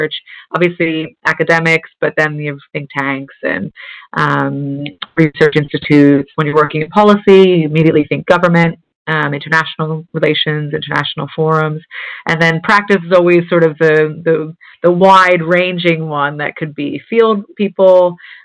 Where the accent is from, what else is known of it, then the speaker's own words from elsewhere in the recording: New Jersey, United States; now in London, United Kingdom; a 12-year-old in a suburban town in New Jersey